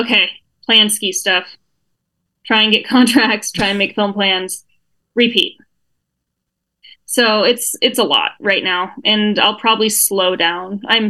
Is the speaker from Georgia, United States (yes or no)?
no; Sun Valley, Idaho, United States; also born or lived in Salt Lake City, Utah; So born and raised in Sun Valley. I left for 12 years.